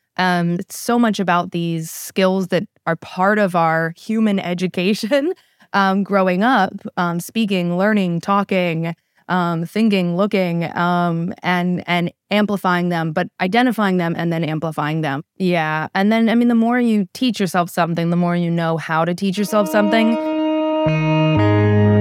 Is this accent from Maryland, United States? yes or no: yes; College Park, Maryland, United States; also born or lived in Saudi Arabia / Egypt / Upper Marlboro, Maryland; born and raised in the College Park, Maryland area.